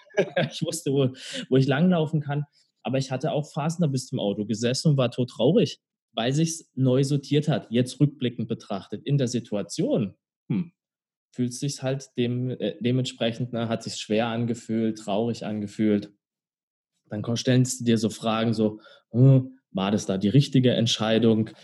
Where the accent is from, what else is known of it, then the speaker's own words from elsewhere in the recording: near Karlsruhe, Baden-Württemberg, Germany; now in Hamburg, Germany; Ich komme aus Karlsruhe, du hast es ja gesagt, aus der Nähe von Karlsruhe